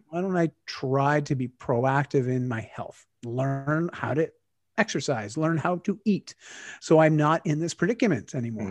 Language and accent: English; Canada; I'm Canadian now.